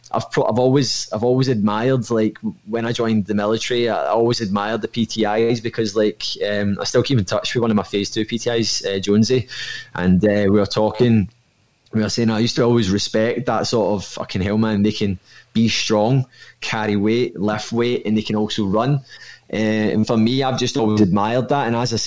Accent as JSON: {"language": "English", "town": "Irvine", "region": "Scotland", "country": "United Kingdom", "said": "I'm from Irvine in Ayrshire, but I work in Kilmarnock"}